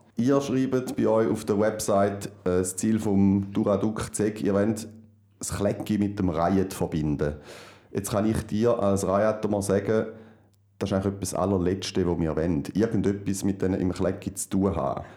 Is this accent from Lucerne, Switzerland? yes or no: no; Schaffhausen, Switzerland; bei uns in Schaffhausen.